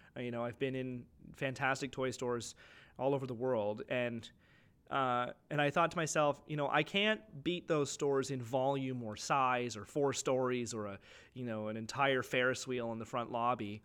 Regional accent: Clinton, Ontario, Canada; when we grew up in Clinton, you could get anything

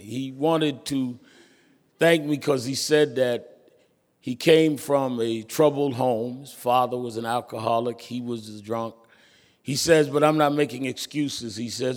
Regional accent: New York City, New York, United States; I was born and raised in Brooklyn

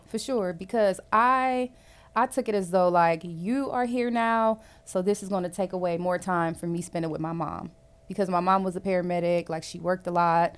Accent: Cleveland, Ohio, United States; now in Jacksonville, United States; I am originally from Cleveland, Ohio, but I currently live in Jacksonville, Florida

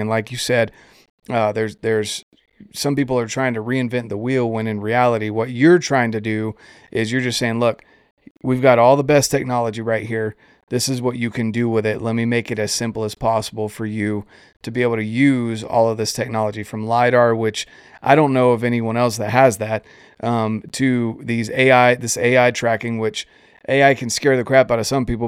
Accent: Fort Bragg, North Carolina, United States; I grew up right outside of Fort Bragg

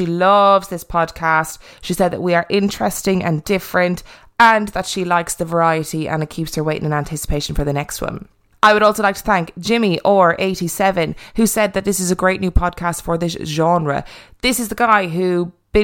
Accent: Ireland; accent: Irish; my lovely Irish accent.

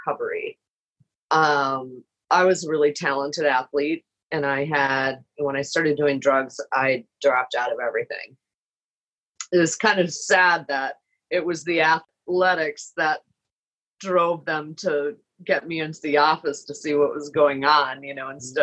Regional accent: Minneapolis, Minnesota, United States; moved away as an adult; also born or lived in Chicago; I had moved to Chicago to be with my husband. I'm from Minneapolis.

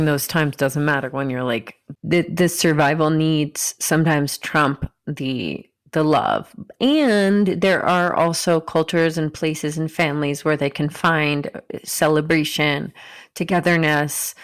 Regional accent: Marietta, Georgia, United States; moved away; also born or lived in Miami, Florida; anyone else who's from Marietta, Georgia

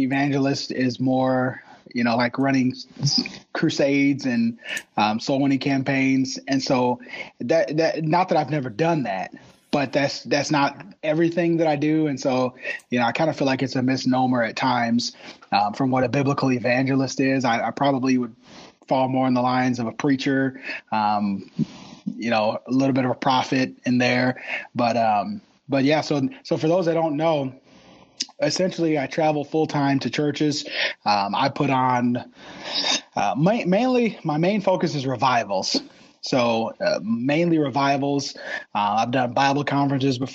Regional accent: Milwaukee, Wisconsin, United States; also born or lived in Gary, Indiana; I was born in Gary, Indiana, and I moved to Milwaukee when I was 5

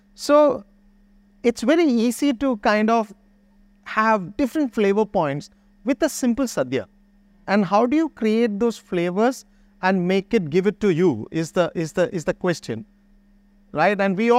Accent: Mahe, Puducherry, India; Reference and the rice, you know, because I am from Mahe.

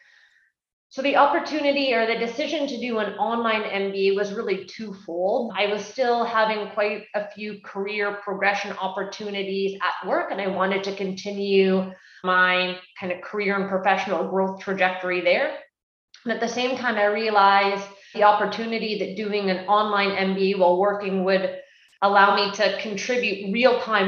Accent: Canada; I'm Canadian and I did my schooling at the University of Guelph

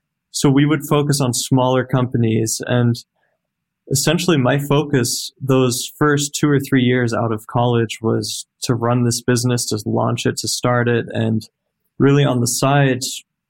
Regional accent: Salt Lake City, Utah, United States; also born or lived in Germany; I was born in Germany. I was 7 years old when my family moved here to Salt Lake City

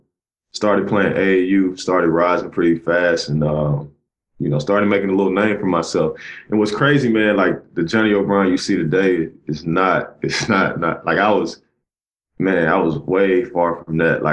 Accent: Cleveland, Mississippi, United States; I grew up in a little small town called Cleveland, Mississippi. Mm-hmm. Grew up in a trailer park, and grew up in an area called the Mississippi Delta.

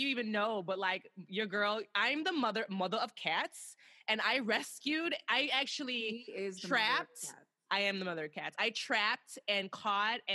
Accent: Chicago, Illinois, United States; we're from Chicago

